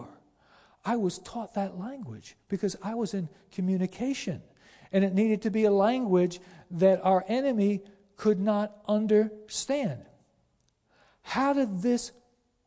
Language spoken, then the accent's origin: English; Florida, United States; also born or lived in Pennsylvania; I was born in Pennsylvania, but I basically grew up in Florida